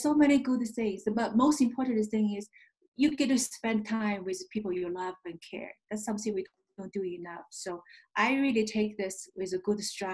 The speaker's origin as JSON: {"language": "English", "country": "China", "tie": "born or raised there", "also_born_or_lived": "upstate New York / Denver / Michigan", "first_language": "Chinese", "second_language": "English", "moved": "as an adult", "lives_now": "United States", "said": "I'm an immigrant from China, an American by choice. I was born and raised in communist China. I grew up there, and I came here as a graduate school student"}